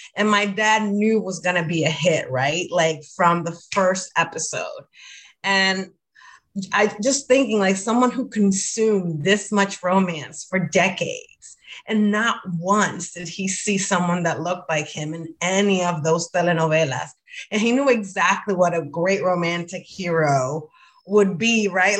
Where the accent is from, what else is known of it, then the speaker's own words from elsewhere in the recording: Dominican Republic; moved away as an adult; I grew up in the Dominican Republic, so I went to a Dominican, you know, elementary school, high school, and college